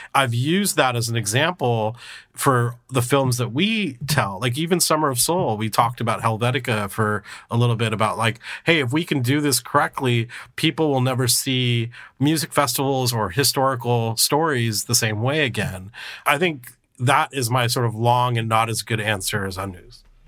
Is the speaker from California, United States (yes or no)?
yes; California, United States; I grew up in multiracial California